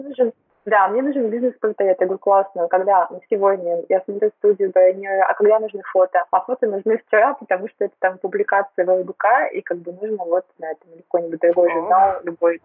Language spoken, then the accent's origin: Russian; Tyumen, Tyumen Oblast, Russia; moved away as an adult; now in Moscow, Russia; я родилась в Тюмени, выросла в Тюмени, училась в Тюмени